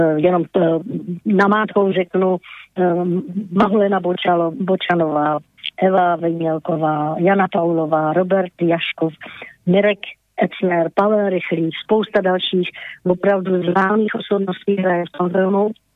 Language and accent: Czech; Bohemia, Czechia; tady u nás v Čechách